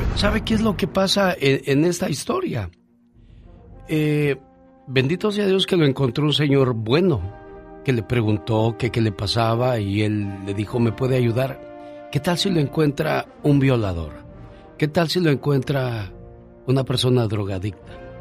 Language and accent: Spanish; Cañada de Ramírez, Michoacán, Mexico; moved away; Un día salí de Cañada de Ramírez, Michoacán. Pero Cañada de Ramírez, Michoacán nunca salió de mí.